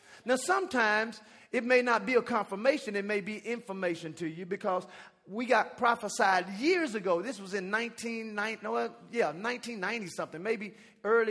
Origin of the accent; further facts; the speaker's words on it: Dallas, Texas, United States; also born or lived in Jamaica; I'm from Dallas